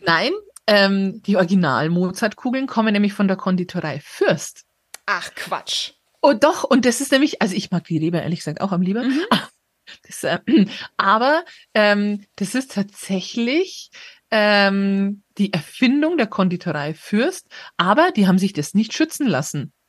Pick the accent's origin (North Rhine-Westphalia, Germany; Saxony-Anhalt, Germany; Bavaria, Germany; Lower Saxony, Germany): Bavaria, Germany; Munich; als Münchner